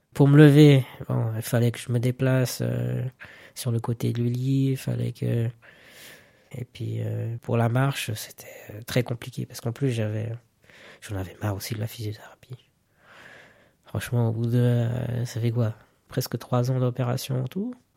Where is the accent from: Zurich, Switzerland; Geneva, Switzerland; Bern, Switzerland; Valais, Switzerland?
Zurich, Switzerland; je suis né à Zurich